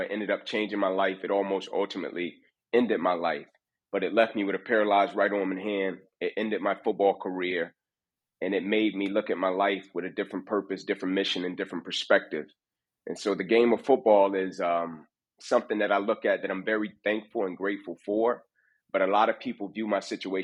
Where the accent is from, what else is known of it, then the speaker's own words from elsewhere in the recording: Atlanta, Georgia, United States; I grew up inner city Atlanta, born to a mother at 16 years old